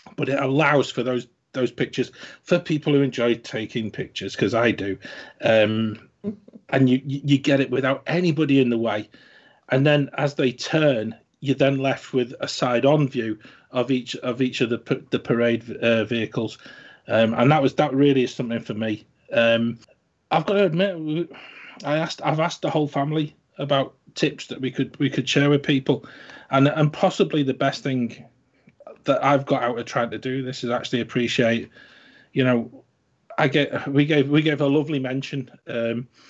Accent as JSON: {"language": "English", "region": "the north of England", "country": "United Kingdom", "accent": "northern", "said": "we live in the north of the country, in case any of the listeners haven't sort of guessed from my accent"}